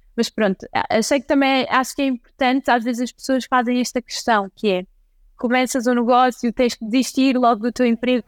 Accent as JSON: {"language": "Portuguese", "town": "Santa Maria da Feira", "region": "Norte", "country": "Portugal", "also_born_or_lived": "London", "moved": "yes", "lives_now": "Lisbon, Portugal", "said": "apesar de eu ser do norte, eu sou de Santa Maria da Feira, eu vivo em Lisboa"}